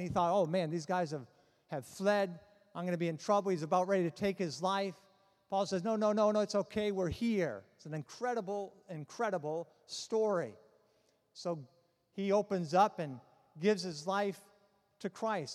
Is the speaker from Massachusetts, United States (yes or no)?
yes; Boston, Massachusetts, United States; I'm from Boston